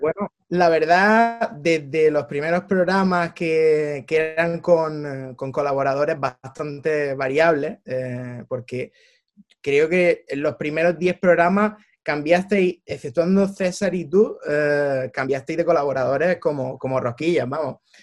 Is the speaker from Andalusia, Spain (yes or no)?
yes; Almería, Andalusia, Spain; also born or lived in Manchester; yo soy nacido en Almería, mi padre era italiano, con lo cual, en concreto de Roma